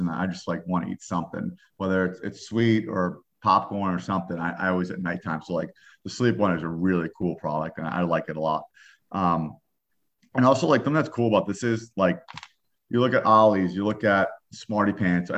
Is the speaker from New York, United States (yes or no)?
yes; New York, United States; I'm a New Yorker